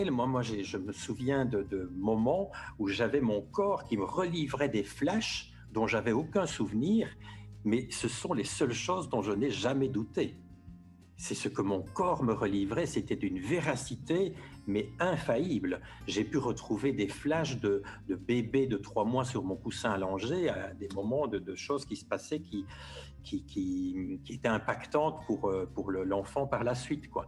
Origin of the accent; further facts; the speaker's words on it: Belgium; now in Paris, France; Moi, j'ai un peu vu ça quand j'ai quitté la Belgique en 2012 pour aller m'installer à Paris. Euh, j'ai découvert un, peu une autre culture, alors que je me disais, euh, il y a juste 300 km, on parle la même langue, ça va être pareil.